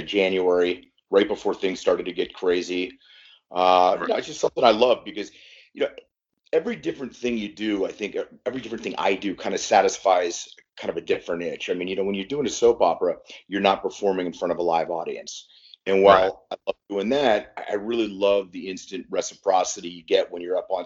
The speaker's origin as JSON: {"language": "English", "town": "Cleveland", "region": "Ohio", "country": "United States", "tie": "born or raised there", "said": "I was born in Cleveland"}